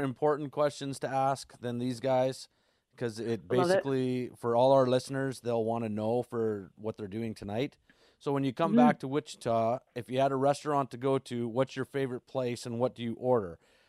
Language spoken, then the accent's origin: English; Canada; I'm Canadian